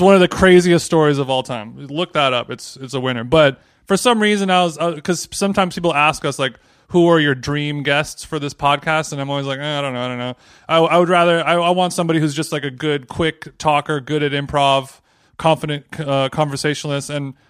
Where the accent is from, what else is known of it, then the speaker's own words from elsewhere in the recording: Orange County, California, United States; I grew up in Orange County, which is like an hour away, and then San Diego is like 2 hours away.